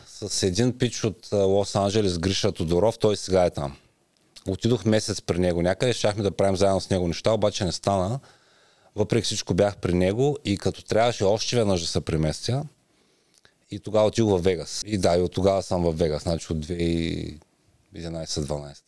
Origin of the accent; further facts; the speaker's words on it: Ruse, Ruse Province, Bulgaria; moved away as an adult; now in Las Vegas, United States; Роден съм в Русе, 80-та година.